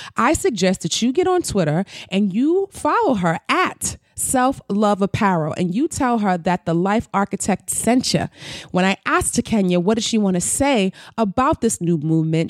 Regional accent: New York City, New York, United States; I'm a New Yorker, so I can only speak. I've been here all my life, born and raised. I've never lived anywhere else

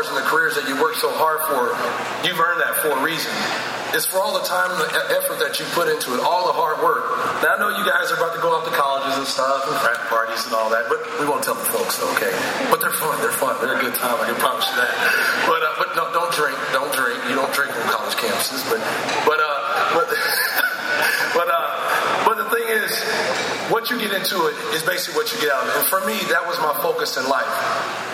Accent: Oklahoma, United States; moved away as an adult; now in Ottawa, Canada; growing up in Oklahoma

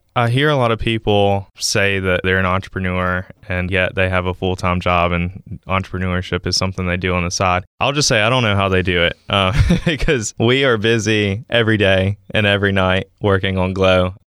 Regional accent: Columbus, Mississippi, United States; moved away as an adult; now in Starkville, United States; I'm twenty-five, from Columbus, Mississippi. So not too far from home, living in Starkville now

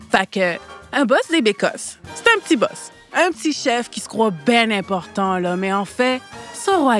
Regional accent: Quebec, Canada; Moi, je l'aime vraiment, cette expression-là. Chez moi au Québec, elle est couramment employée par les enfants

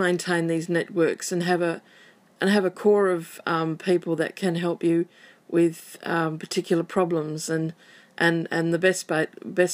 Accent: Western Australia, Australia; I'm from Western Australia.

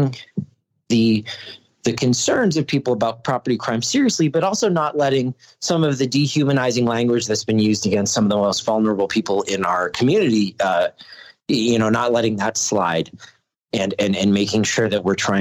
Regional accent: Massachusetts, United States; now in New Mexico, United States; I'm from Massachusetts originally

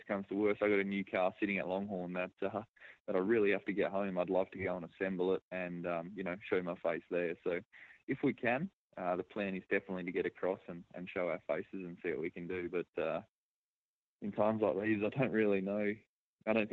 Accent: Bunbury, Western Australia, Australia; I'm from Bunbury, which is about an hour and a half away.

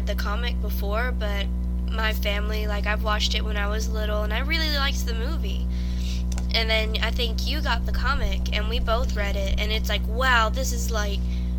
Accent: Louisiana, United States; Because we're both from Louisiana.

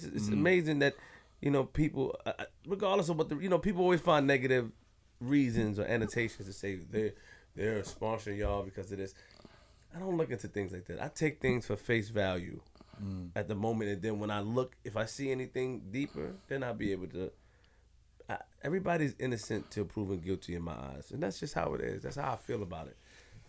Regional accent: Queens, New York, United States; I'm from Queens

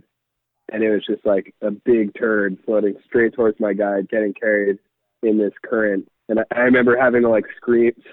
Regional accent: New Jersey, United States; also born or lived in Tennessee; I grew up in New Jersey

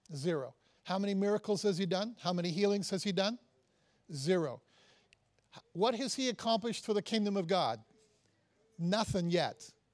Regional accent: Toronto, Ontario, Canada; I'm from Canada, I'm from Toronto

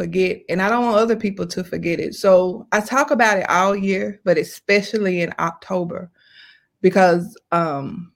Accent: Atlanta, Georgia, United States; I'm from Atlanta, Georgia

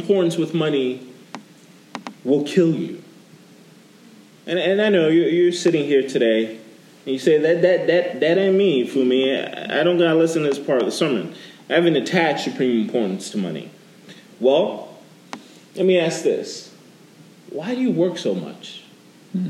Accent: New York, United States; now in Florida, United States; When I moved to Florida, I'm originally from New York

